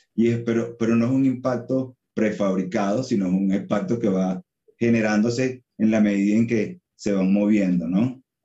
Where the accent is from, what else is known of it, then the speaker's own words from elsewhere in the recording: Venezuela; also born or lived in Colombia / San Cristóbal, Venezuela; yo soy venezolano, sí, eh, soy venezolano, mi mamá es de San Cristóbal, que es como la ciudad fronteriza con Colombia, yo viví un tiempo en, Colombia, viví un tiempo en, en San Cristóbal